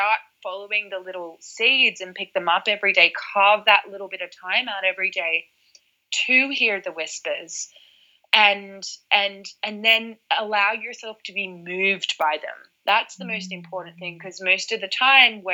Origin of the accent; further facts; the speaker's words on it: Australia; now in London, United Kingdom; I was from Australia and I'm used to the ocean